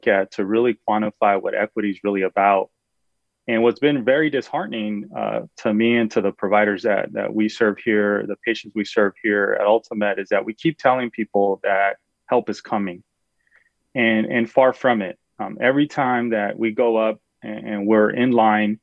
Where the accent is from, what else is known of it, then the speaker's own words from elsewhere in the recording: California, United States; as a Californian